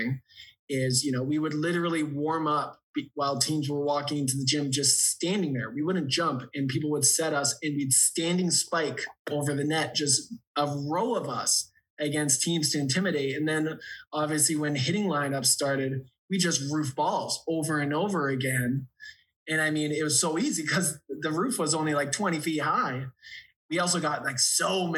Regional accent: Ontario, Canada; I didn't care if I was from Ontario

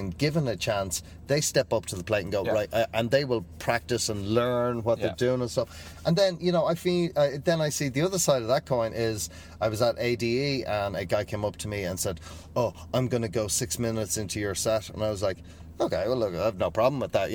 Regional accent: Ireland; I'm Irish

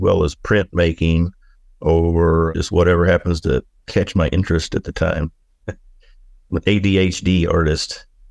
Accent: Oklahoma, United States; moved away as an adult; now in Camas Prairie, Idaho, United States; I grew up whittling, you know, I'm from Oklahoma

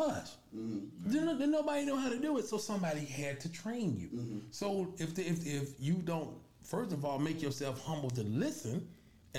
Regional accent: Chicago, Illinois, United States; also born or lived in K-Town, West Side, Chicago; I was born on the west side. I was raised on the south side. So one of them, I was born in K-Town. I was raised in Roseland

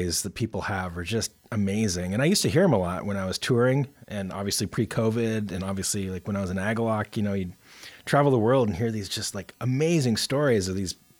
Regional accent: Montana, United States; now in Portland, United States; Living in, growing up in Montana

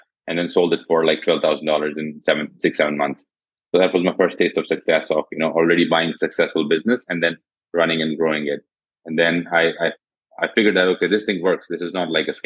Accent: India; also born or lived in Jodhpur, Rajasthan; I'm from India. I'm based in a city called Jodhpur in India

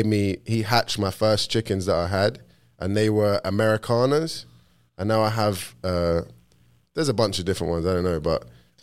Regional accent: London, United Kingdom; moved away as an adult; now in Florida, United States; I'm not actually British by blood. I'm born and bred in London, but I have zero British blood.

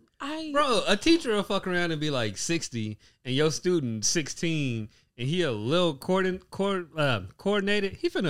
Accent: Gary, Indiana, United States; Why do people assume like because I'm from Gary? Like that's just where everything like has to be. Like hey, I literally only sleep in Gary.

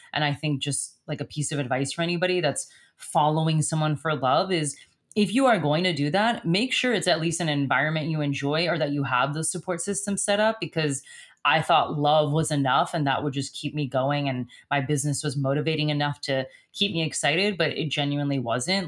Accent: United States; moved away as an adult; also born or lived in Stralsund, Germany; as an American.

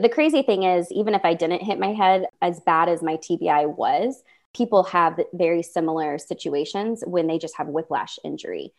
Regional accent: Midwest, United States; I'm from the Midwest.

